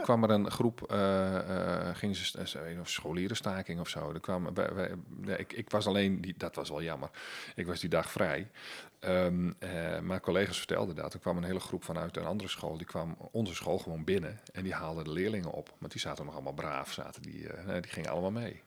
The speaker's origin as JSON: {"language": "Dutch", "region": "Friesland", "country": "Netherlands", "said": "bij ons in Friesland"}